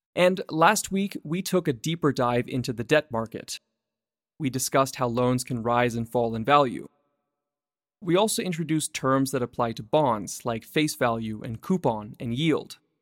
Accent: Vancouver, British Columbia, Canada; Vancouver, my hometown.

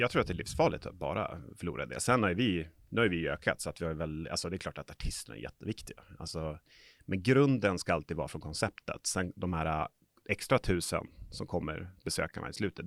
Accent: Umeå, Västerbotten County, Sweden; now in Stockholm, Sweden; Jag är här från Umeå, så att, eh, men bor i Stockholm.

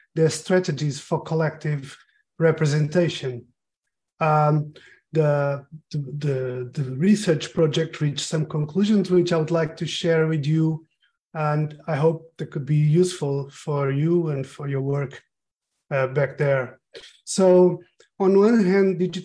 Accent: Portugal; also born or lived in Lisbon, Portugal; I am a Portuguese white male

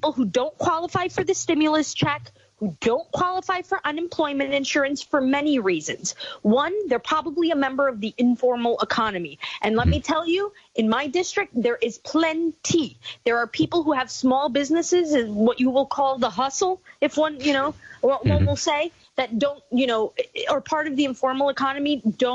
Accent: New York City, New York, United States; I grew up right outside of Woodside Houses

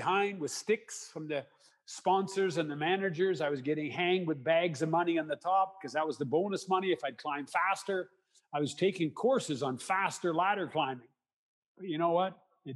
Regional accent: Canada; I'm a Canadian

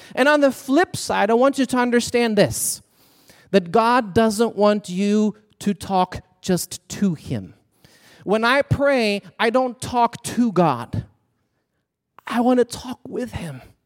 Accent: Sweden; moved away as an adult; I was born and raised in Sweden, so I came as an international student.

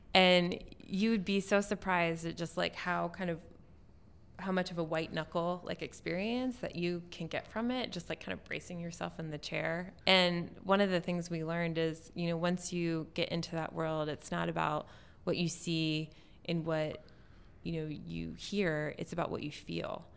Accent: West Virginia, United States; now in Portland, United States; I grew up in West Virginia

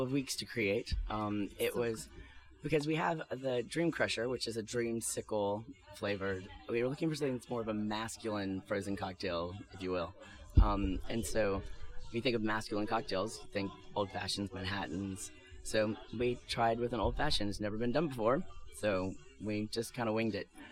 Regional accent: Louisiana, United States; moved away; I'm from Louisiana

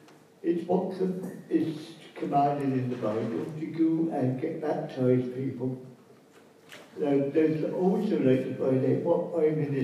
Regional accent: Norfolk, East of England, United Kingdom; moved away; Well, I was born up in Norfolk, and I left Norfolk in 1975.

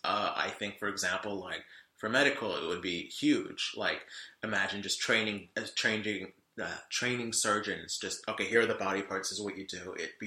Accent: United States; Like, as a American, you think, oh, pot and Red Light District

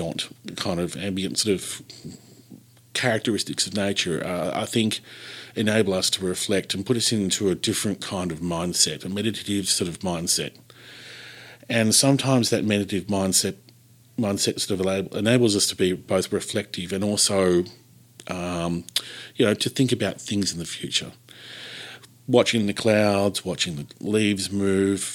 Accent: Gippsland, Victoria, Australia; growing up in Gippsland

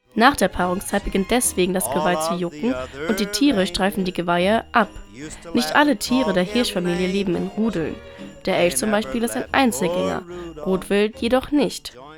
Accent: Bavaria, Germany; Bei uns in Bayern

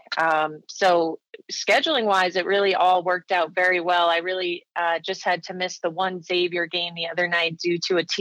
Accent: New York, United States; I'm from New York, so I was back home kind of looking for jobs

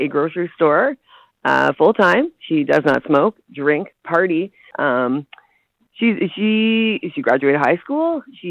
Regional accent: Canada; I'm Canadian, eh?

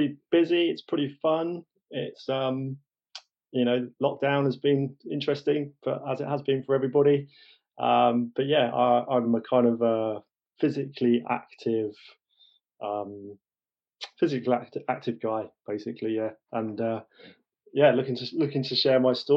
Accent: Bath, South West England, United Kingdom; also born or lived in London; my family, with my father's job, moved down to the West Country, down to Bath.

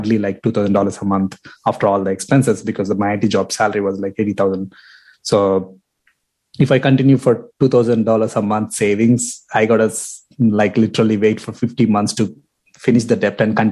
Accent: India; moved away as an adult; also born or lived in Toronto, Canada; now in Windsor, Canada; Born and raised in India. Came here as a student in 2012.

